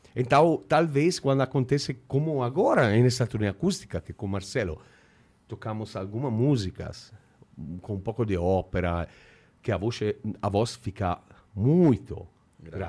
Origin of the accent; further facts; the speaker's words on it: Italy; Portuguese is a second language; eu sou italiano